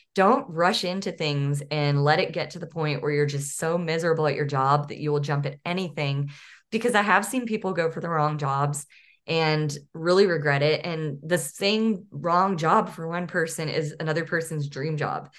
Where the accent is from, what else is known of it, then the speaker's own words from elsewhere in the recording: Northeast Texas, United States; also born or lived in San Diego; now in Arkansas, United States; I grew up in East Texas and really wanted to live closer to where my parents live. I should say Northeast Texas